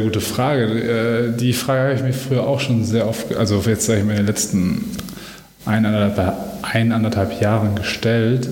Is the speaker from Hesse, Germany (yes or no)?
no; Dortmund, North Rhine-Westphalia, Germany; ich bin Dortmunder Junge, ich komme aus Dortmund.